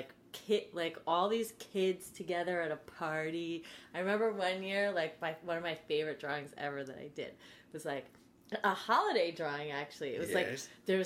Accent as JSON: {"language": "English", "region": "New Jersey", "country": "United States", "tie": "born or raised there", "said": "New Jersey"}